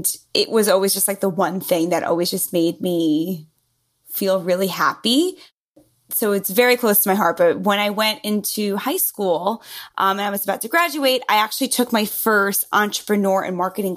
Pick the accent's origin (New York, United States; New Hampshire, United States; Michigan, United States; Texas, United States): New York, United States; accent: New Yorker; New York, born and raised. As you can hear from my lovely accent, the New Yorker totally comes through very clearly.